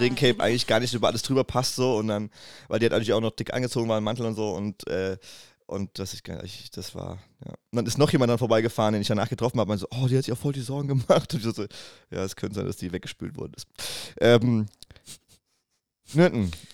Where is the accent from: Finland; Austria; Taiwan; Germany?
Germany; Wiesbaden, Hesse; ich komme aus Wiesbaden, da wo ich halt geboren bin